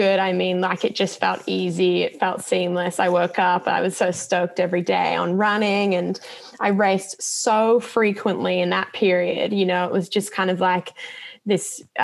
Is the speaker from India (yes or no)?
no; Australia; an Australian runner